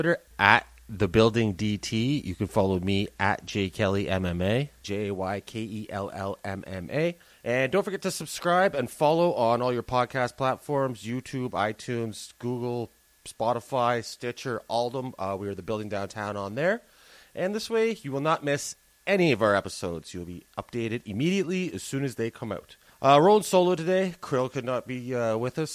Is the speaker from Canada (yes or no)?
yes; Canada; I grew up in Canada, a hockey country